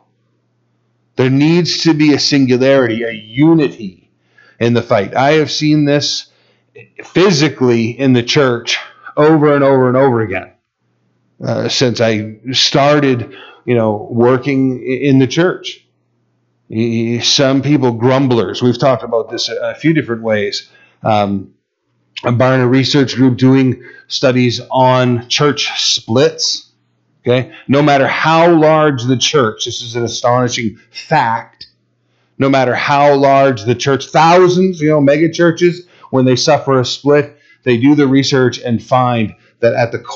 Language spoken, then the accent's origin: English; United States; we're American rebels